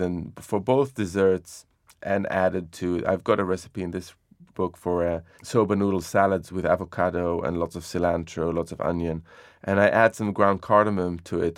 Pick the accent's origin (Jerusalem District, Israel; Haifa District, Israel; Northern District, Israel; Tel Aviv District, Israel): Jerusalem District, Israel; Jerusalem; When I was growing up in Jerusalem